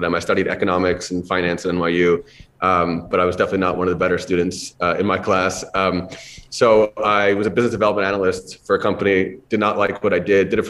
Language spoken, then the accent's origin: English; Long Island, New York, United States; I grew up on Long Island